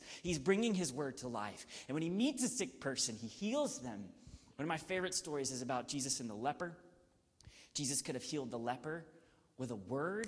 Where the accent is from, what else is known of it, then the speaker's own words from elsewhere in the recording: Gainesville, Georgia, United States; My hometown is called Gainesville, Georgia.